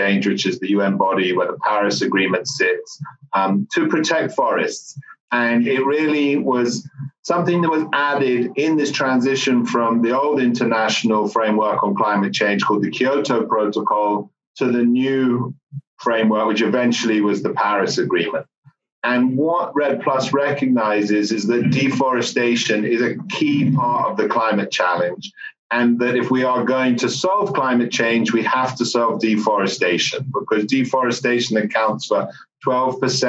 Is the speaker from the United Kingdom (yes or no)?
yes; United Kingdom; moved away as an adult; now in United States; I'm British